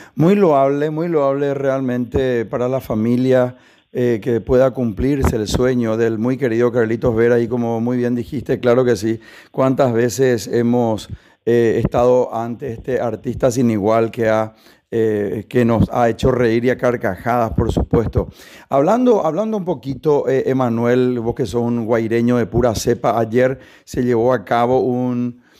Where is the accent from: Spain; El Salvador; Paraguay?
Paraguay; nosotros también como paraguayos